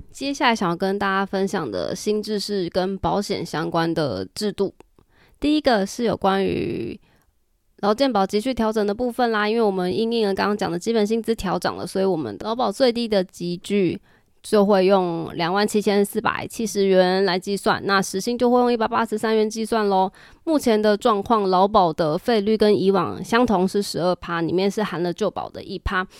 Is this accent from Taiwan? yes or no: yes; Taiwan; 我们台湾这边